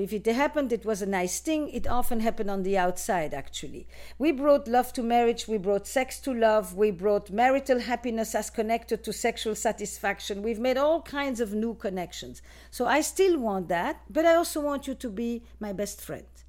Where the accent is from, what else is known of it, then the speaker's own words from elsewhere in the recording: Flanders, Belgium; moved away; I am from Belgium originally, in case you wanna know about my accent.